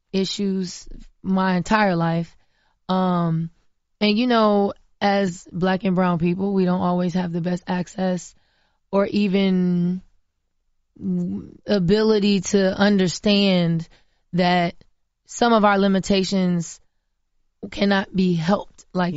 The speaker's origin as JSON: {"language": "English", "region": "Florida", "country": "United States", "tie": "born or raised there", "said": "I'm from Florida, from the South, grew up on a farm. I know what that feel like and what that look like."}